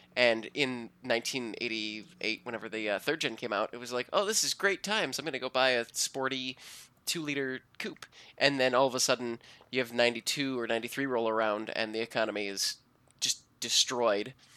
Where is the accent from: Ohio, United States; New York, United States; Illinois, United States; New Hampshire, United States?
Ohio, United States; Cleveland; moved away; Swenson's, which is my hometown drive-in